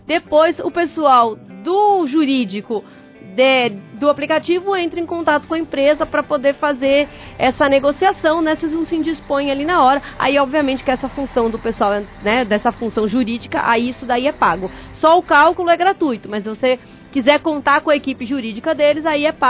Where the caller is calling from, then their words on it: Ibiúna, São Paulo, Brazil; Abraço, sou de Ibiúna, São Paulo.